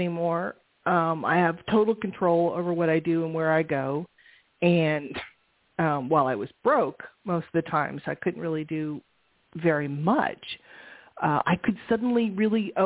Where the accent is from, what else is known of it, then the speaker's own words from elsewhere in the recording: San Francisco, California, United States; I grew up in San Francisco